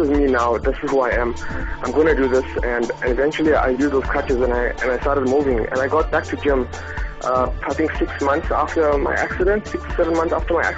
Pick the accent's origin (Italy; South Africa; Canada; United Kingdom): South Africa; Pietermaritzburg, KwaZulu-Natal; I'm a firefighter from Pietermaritzburg.